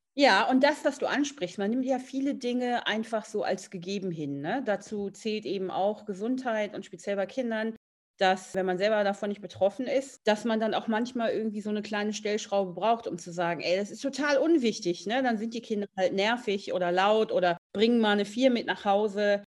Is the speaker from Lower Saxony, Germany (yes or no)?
no; Essen, North Rhine-Westphalia, Germany; Ich komme ja aus Essen